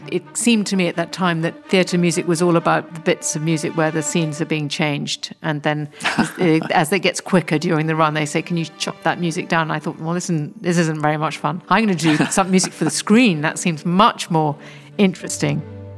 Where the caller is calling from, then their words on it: South East England, United Kingdom; I'm speaking from West Sussex, which is about 50 miles sort of southwest of London.